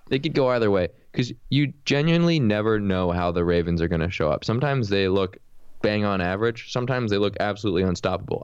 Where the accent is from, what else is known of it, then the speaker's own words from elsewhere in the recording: United States; I'm from America